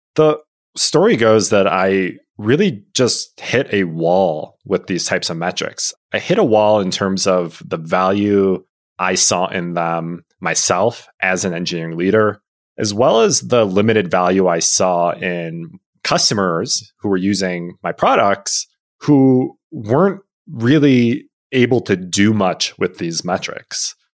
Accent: Illinois, United States; growing up in Illinois, U I U C was the obvious choice

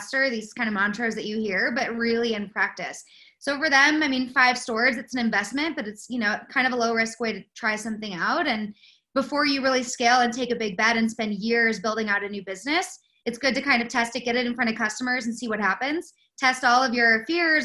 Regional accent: West Coast, United States; moved away as an adult; go back to the West Coast to work for a small retail startup called Spiritual Gangster that was based kind of in my hometown

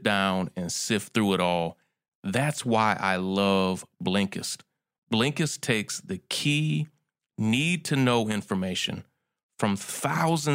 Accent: Kentucky, United States; moved away as an adult; also born or lived in Atlanta; I grew up in Kentucky

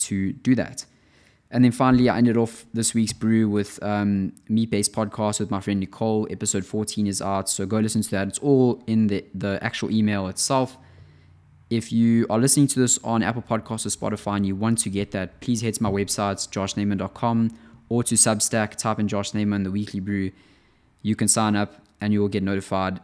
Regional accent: South Africa; now in Amsterdam, Netherlands; I'm living in Europe at the moment, in Amsterdam, and I'm from South Africa

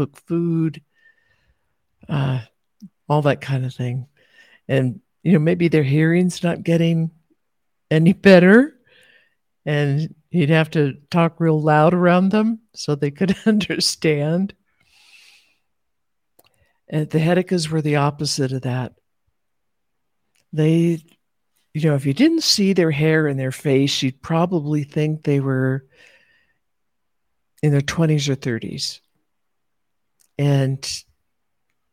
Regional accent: United States; elders with white hair that I grew up with in America

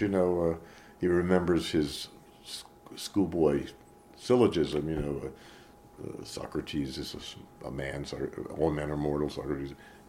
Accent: Florida, United States; also born or lived in Montreal, Canada; now in France; I grew up in Florida

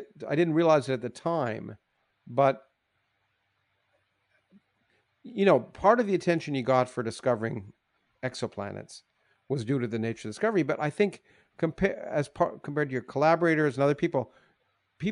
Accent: Canada; I grew up in Canada

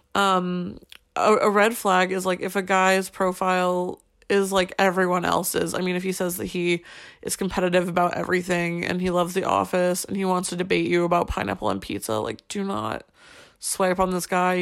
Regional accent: United States; moved away as an adult; now in Paris, France; as an American in Paris

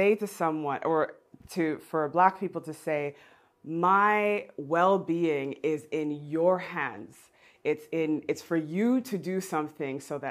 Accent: Geneva, Switzerland; growing up in Geneva

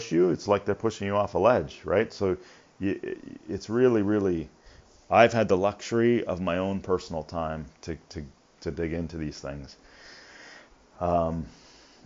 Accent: Canada; I'm Canadian

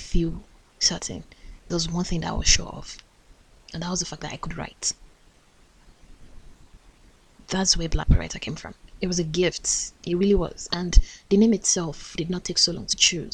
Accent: Nigeria; as a Nigerian

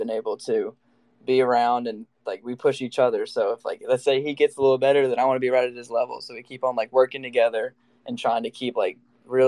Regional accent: Gallatin, Tennessee, United States; also born or lived in New Mexico; Gallatin, which is my hometown

